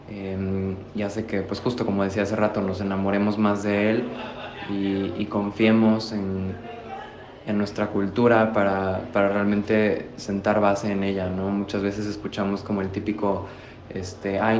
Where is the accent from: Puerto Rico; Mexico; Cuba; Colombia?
Mexico; hacer que como mexicanos nos enamoremos una vez más de nuestro país